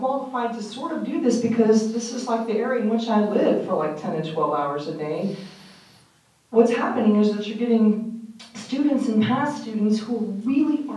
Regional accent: Omaha, Nebraska, United States; moved away; I'm from Omaha originally

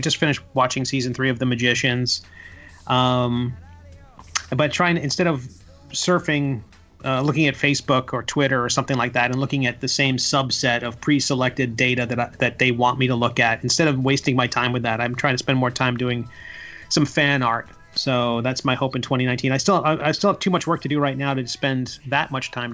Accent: Long Island, New York, United States; also born or lived in Virginia / DC area; now in Florida, United States; I grew up on Long Island in New York

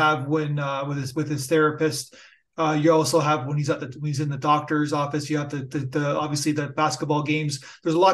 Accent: Canada; I'm Canadian

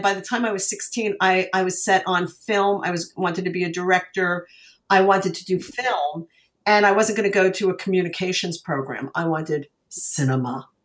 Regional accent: Long Island, New York, United States; moved away as an adult; now in Los Angeles, United States; I grew up on Long Island

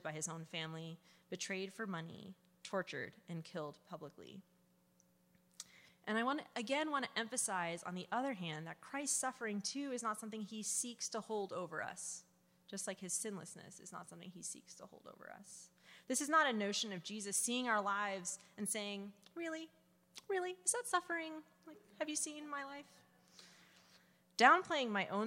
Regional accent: New Jersey, United States; I am from New Jersey

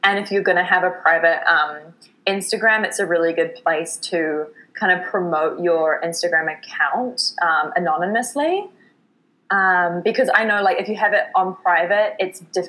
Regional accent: New Zealand; moved away as an adult; now in Vancouver, Canada; my home in New Zealand

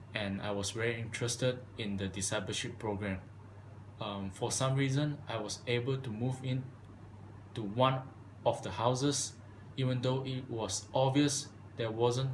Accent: Malaysia; moved away as an adult; now in United States; I'm from Malaysia

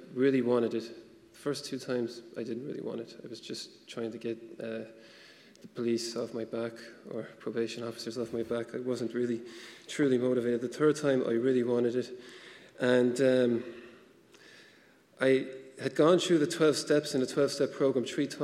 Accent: Ireland; coming from Catholic Ireland

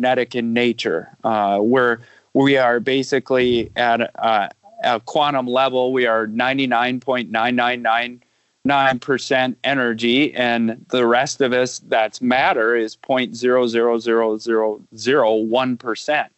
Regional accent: Wisconsin, United States; I am from Wisconsin, just a Midwestern, you know, kid that grew up on a farm

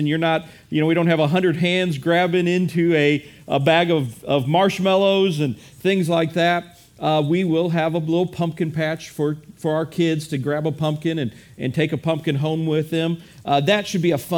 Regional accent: Midwest, United States; I am a Midwesterner

